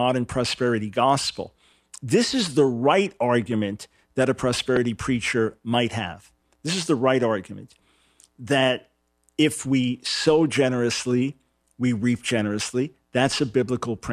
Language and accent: English; New York, United States; I'm from New York. I've got my New York shirt on